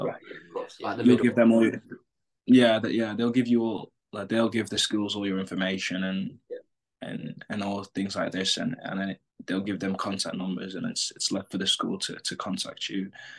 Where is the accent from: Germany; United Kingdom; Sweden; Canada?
United Kingdom; England; now in United States; So kids are coming the same way I come from England, the same way a winger's coming from France